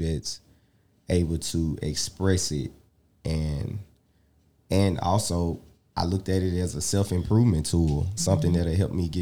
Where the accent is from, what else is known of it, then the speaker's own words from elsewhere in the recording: Jackson, Mississippi, United States; Growing up in Jackson, you get to be in every different hood as well